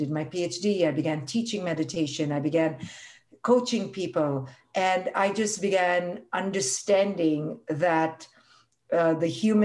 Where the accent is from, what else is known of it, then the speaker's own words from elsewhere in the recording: India; moved away as an adult; I grew up in India